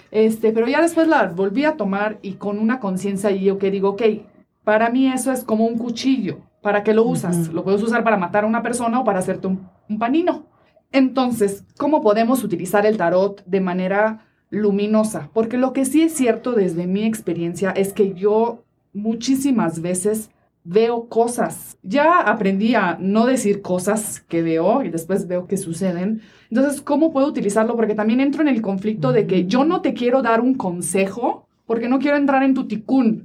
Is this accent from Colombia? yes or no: no; Italy; now in Mexico; vengo de Italia